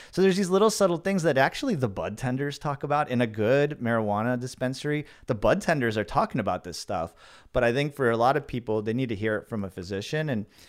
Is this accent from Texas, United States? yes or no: no; Los Angeles, California, United States; In the Valley. San Fernando Valley in Los Angeles.